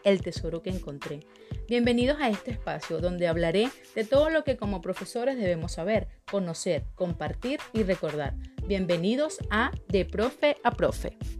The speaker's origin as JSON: {"language": "Spanish", "country": "Venezuela", "also_born_or_lived": "Caracas, Venezuela", "moved": "as an adult", "lives_now": "Ecuador", "said": "Soy de Esnotú, Venezuela, y ejercí en Caracas durante cuatro años, pero por la situación de mi país, emigré en el 2018 Ahora vivo en Ecuador"}